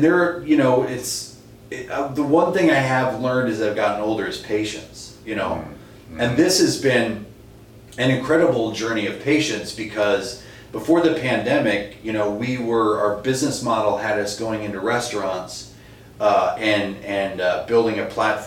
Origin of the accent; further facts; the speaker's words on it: East Coast, United States; moved away as an adult; now in Minnesota, United States; I grew up on the East Coast.